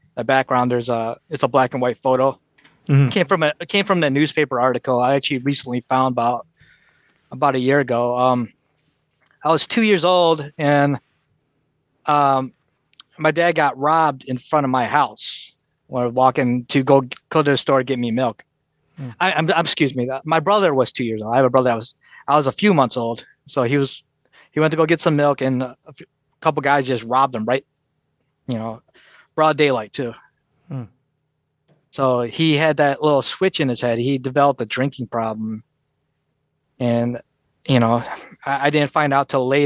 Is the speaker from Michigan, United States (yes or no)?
yes; Detroit, Michigan, United States; they touched down in Detroit. Soon as they touched down, you know, my mom got pregnant with me. And I was the first one born in all out of all my relatives here in the U.S.